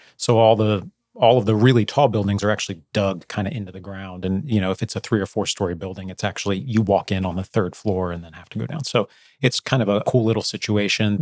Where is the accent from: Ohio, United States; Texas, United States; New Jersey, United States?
New Jersey, United States; I grew up in New Jersey